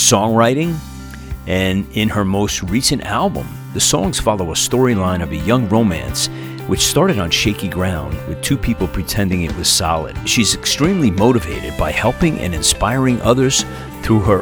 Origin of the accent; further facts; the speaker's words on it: New Jersey, United States; moved away as an adult; now in Tennessee, United States; I'm originally from Jersey, but I moved to Tennessee a couple of years ago